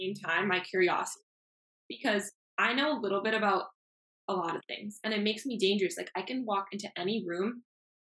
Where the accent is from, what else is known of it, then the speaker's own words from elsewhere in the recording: Miami, Florida, United States; first language Spanish; English is a second language; I'm born and raised in Miami. I left for school for 7 years, but I'm back now